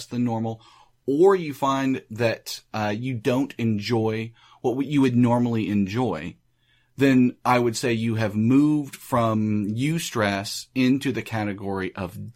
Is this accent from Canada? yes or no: no; United States; I'm American